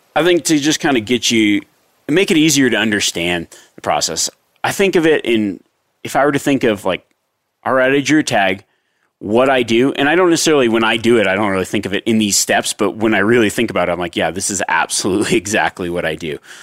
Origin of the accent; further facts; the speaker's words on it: Nevada, United States; my home state of Nevada